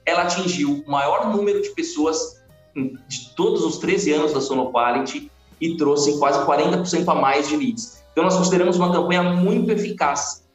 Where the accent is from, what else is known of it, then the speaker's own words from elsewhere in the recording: São Bernardo do Campo, São Paulo, Brazil; moved away as an adult; eu sou de São Bernardo do Campo